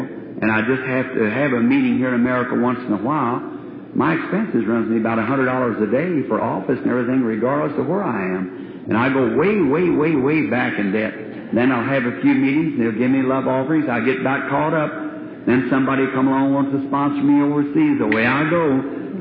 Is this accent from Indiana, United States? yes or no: yes; Jeffersonville, Indiana, United States; That's my hometown. Pardon me. That's where I was raised